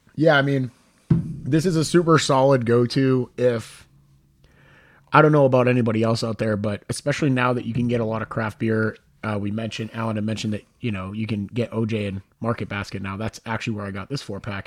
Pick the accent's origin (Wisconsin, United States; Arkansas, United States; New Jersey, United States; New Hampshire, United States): New Hampshire, United States; Hooksett; I'm from Hooksett